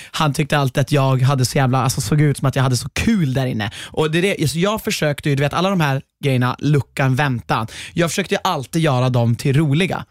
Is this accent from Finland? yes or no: no; Norrland, Sweden; jag är från Norrland